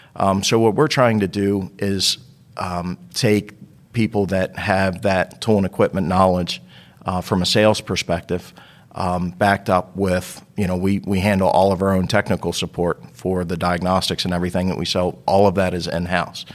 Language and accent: English; Baltimore, Maryland, United States; moved away; also born or lived in Northeast US / Southeast US; I grew up in Baltimore